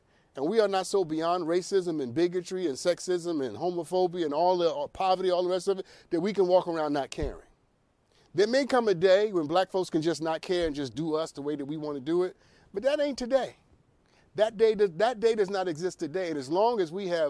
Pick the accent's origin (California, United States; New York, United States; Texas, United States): New York, United States; New York City; I come from Brooklyn and Harlem.